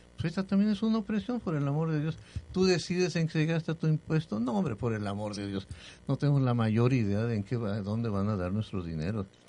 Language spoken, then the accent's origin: Spanish; Jalisco, Mexico; now in Cancún, Mexico; En mi tierra, en Jalisco